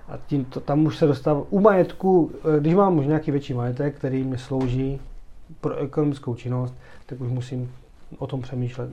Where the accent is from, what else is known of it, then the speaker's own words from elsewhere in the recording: Czechia; jsme Češi